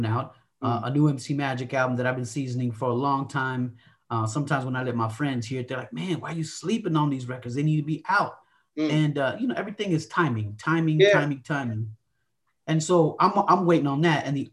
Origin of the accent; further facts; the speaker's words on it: Phoenix, Arizona, United States; I've been in Phoenix all my life, repping the 602. You feel me? Phoenix, Arizona, always